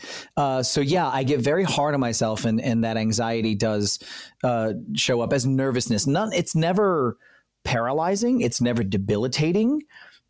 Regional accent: South Central Pennsylvania, United States; grew up in South Central Pennsylvania.

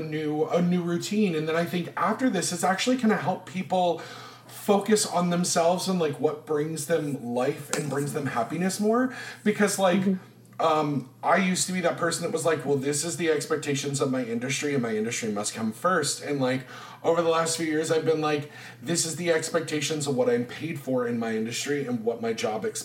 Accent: the South, United States; I'm from the South.

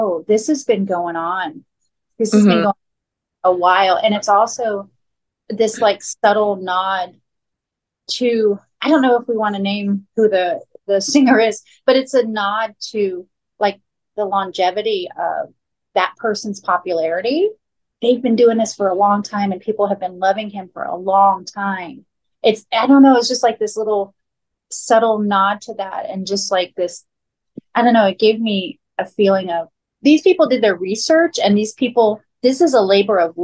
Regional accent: Florida, United States; I grew up in Florida

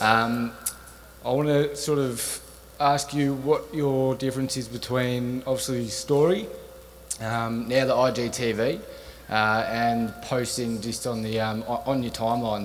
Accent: Australia; I'm from Australia

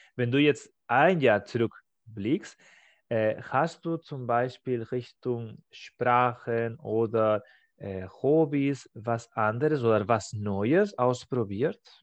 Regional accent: Spain; German is a second language; now in Germany; in meiner Heimat in Spanien

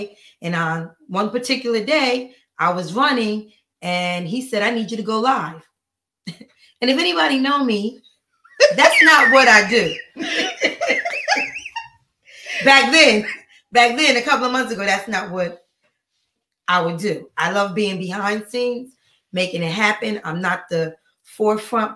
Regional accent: Paterson, New Jersey, United States; moved away; I'm from New Jersey, Paterson, New Jersey

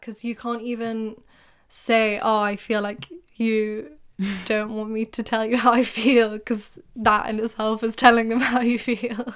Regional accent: England, United Kingdom; You're making fun of me for being English.

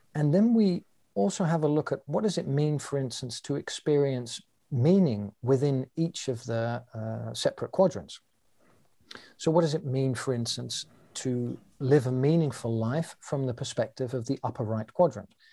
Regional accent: London, United Kingdom; now in Amsterdam, Netherlands; I was born in London, England, and I currently live in Amsterdam in the Netherlands

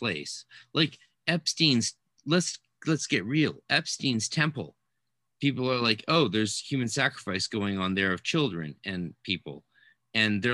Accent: Canada; I'm Canadian, so obviously I speak fluent Francais

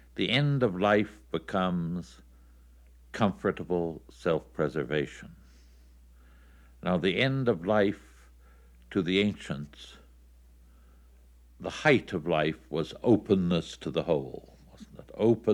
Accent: Toronto, Ontario, Canada; My hometown was Toronto. I wanted to be close to my mother and people like this, so I returned to Ontario and saw what had become of Toronto.

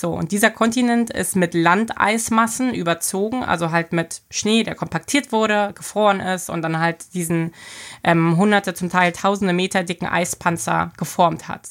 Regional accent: Berlin, Germany; moved away as an adult; also born or lived in Hamburg; now in Bremerhaven, Germany; ich bin gebürtig aus Berlin, bin da ja geboren und aufgewachsen

